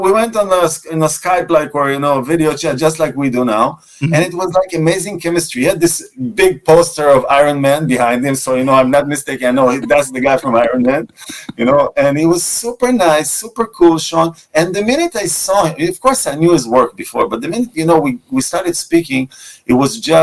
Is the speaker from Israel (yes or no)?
yes; Israel; first language Russian; English is a second language; also born or lived in Moscow, Russia; I was born in Moscow and I grew up as an Israeli.